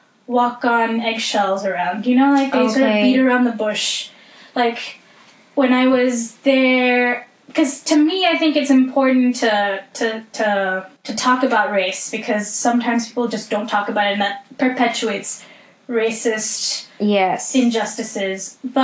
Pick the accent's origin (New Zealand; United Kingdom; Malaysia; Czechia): Malaysia; that was the big oppressive, like, sort of dark cloud in my life growing up in Malaysia